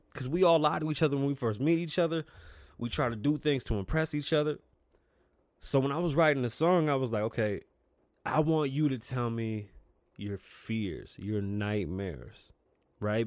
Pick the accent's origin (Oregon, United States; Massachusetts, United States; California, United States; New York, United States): New York, United States; New York City; now in Las Vegas, United States; I am from the Bronx.